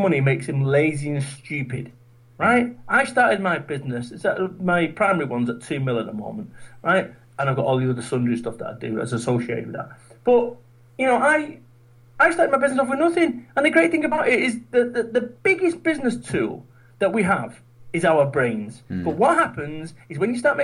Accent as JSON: {"language": "English", "town": "Manchester", "region": "North West England", "country": "United Kingdom", "moved": "as an adult", "lives_now": "Somerset, United Kingdom", "said": "I'm from Manchester. I live in Somerset now."}